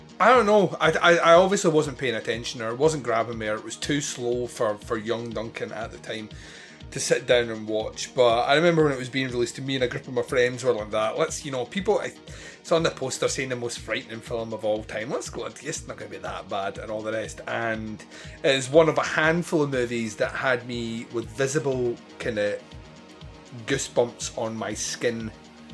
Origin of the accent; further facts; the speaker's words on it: Scotland, United Kingdom; I'm Scottish